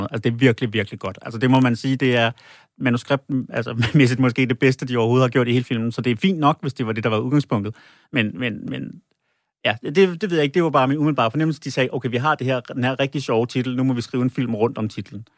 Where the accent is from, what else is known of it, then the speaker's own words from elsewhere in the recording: Holbæk, Zealand, Denmark; jeg kommer jo fra Holbæk